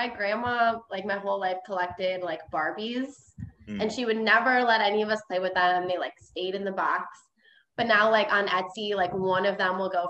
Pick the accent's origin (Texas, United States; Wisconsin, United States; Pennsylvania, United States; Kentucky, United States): Wisconsin, United States; Menasha; moved away as an adult; now in Milwaukee, United States; I grew up in Menasha. Okay. So it's like in between Nina and Appleton.